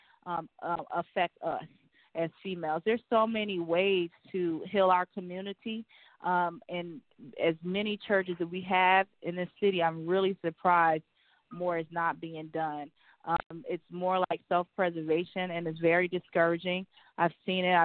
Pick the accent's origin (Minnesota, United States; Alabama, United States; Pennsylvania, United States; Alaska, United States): Pennsylvania, United States; Philadelphia; also born or lived in Adelaide, Australia; now in Macon, United States; I'm from Philly.